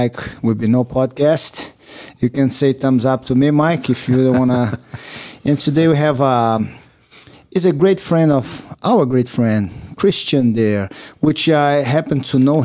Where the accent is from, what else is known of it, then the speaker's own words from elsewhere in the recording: Brazil; English is a second language; moved away as an adult; I came all the way from Brazil